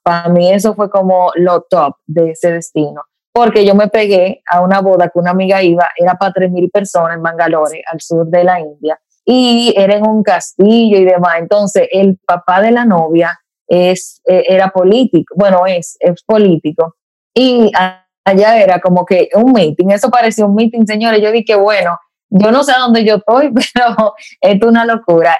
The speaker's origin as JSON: {"language": "Spanish", "country": "Dominican Republic", "said": "como viajera dominicana"}